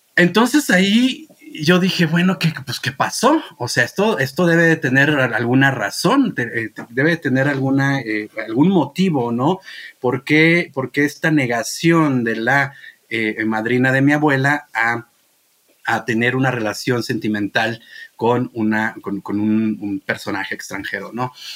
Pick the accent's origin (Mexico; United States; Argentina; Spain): Mexico; Rioverde, San Luis Potosí; moved away; Río Verde, San Luis Potosí, de donde soy yo